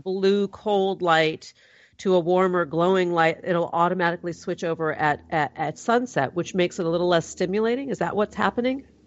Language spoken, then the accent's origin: English; California, United States; I'm from California. My people might have a, smoke a little pot